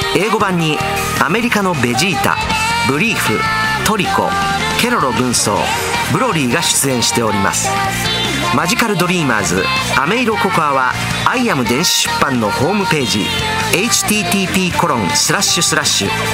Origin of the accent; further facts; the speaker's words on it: Osaka, Japan; accent: Osaka dialect (Osaka-ben); 僕の大阪弁の短いセリフなどが入っているアプリ